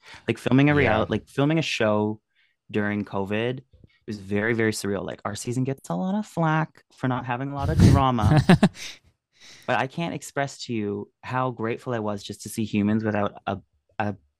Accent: Peterborough, Ontario, Canada; Peterborough, Ontario.

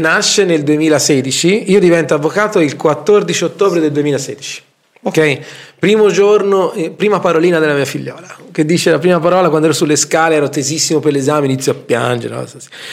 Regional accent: Tuscany, Italy; noi siamo toscani

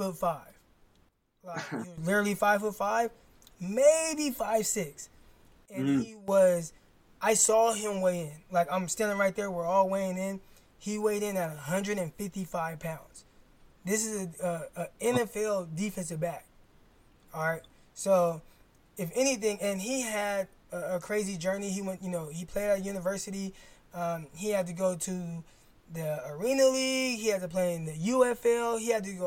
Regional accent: Stockton, California, United States; Delta College, which is in my hometown, Stockton

